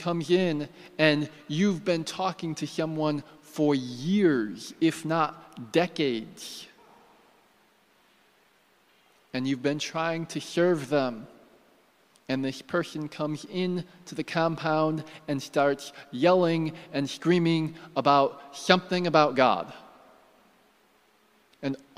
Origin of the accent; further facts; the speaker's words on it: United States; I'm American